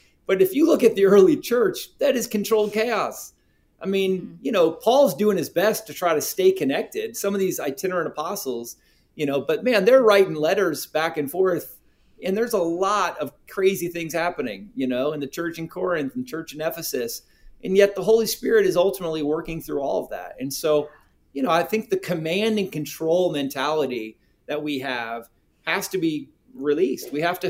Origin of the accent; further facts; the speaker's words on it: South Korea; That's part of my heritage. I'm from Korea and Korean spicy wings is a delicacy.